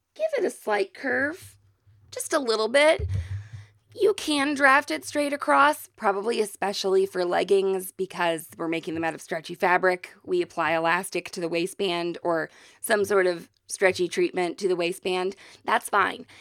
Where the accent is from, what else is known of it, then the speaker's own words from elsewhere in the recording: Missouri, United States; we are from Missouri